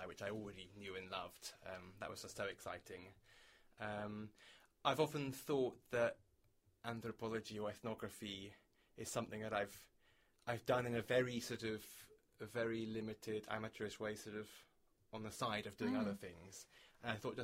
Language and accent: English; Exeter, South West England, United Kingdom; moved away as an adult; now in London, United Kingdom; I'm from the UK. I'm from Exeter in the southwest, but I've lived in London for, I think, 11 years now